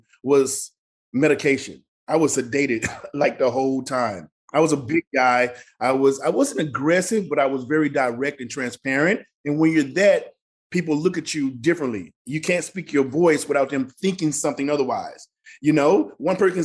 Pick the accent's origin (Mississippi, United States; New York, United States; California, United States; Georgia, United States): Mississippi, United States; moved away; the way I grew up in Mississippi